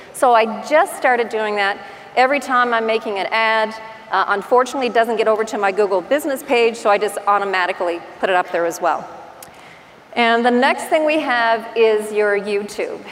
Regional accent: Newfoundland and Labrador, Canada; accent: Newfie; now in Halifax, Canada; This is what I sound like in person with my Newfie accent

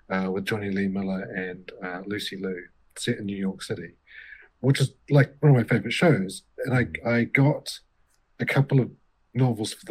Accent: New Zealand; I grew up in New Zealand in the 80s

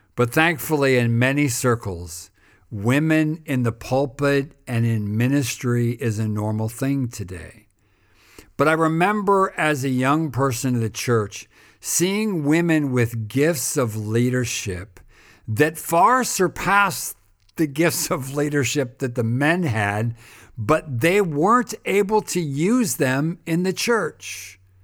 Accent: United States; when I was growing up in America

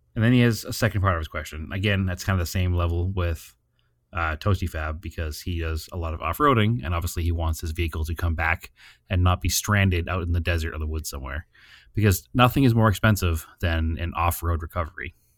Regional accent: New England, United States; We come from New England

